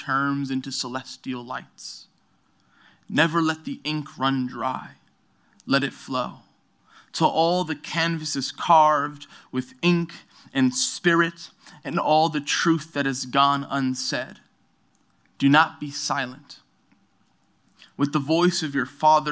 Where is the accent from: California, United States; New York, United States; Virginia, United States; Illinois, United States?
New York, United States; New York City; also born or lived in Brooklyn; I'm from New York City. I'm born and raised in New York City, born in Brooklyn, raised in Queens.